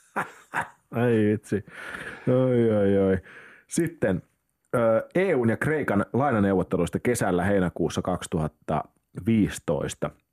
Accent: Lappeenranta, South Karelia, Finland; mä oon siis Lappeenrannasta kotoisin

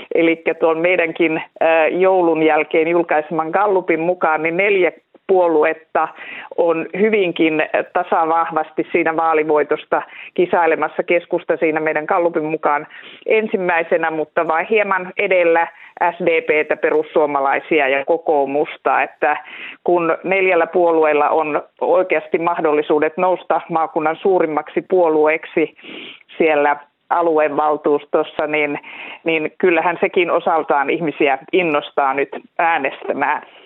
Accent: Central Finland, Finland; meillä Keski-Suomessa

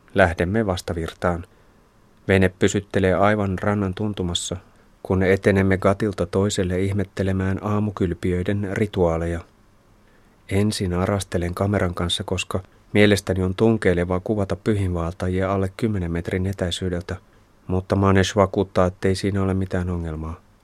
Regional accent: Finland; olen Suomesta

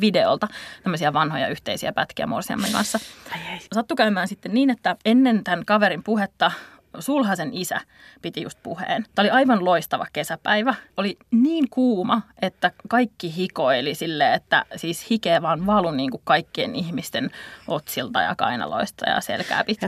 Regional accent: Tampere, Pirkanmaa, Finland; Tampereelta, josta, jossa mäkin satun olen sieltä kotoisin.

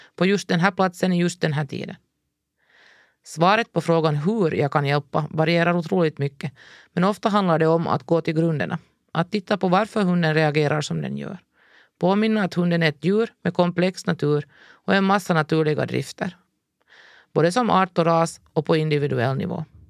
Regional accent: Ekenäs, Uusimaa, Finland; vårt djurfria liv hemma i Ekenäs

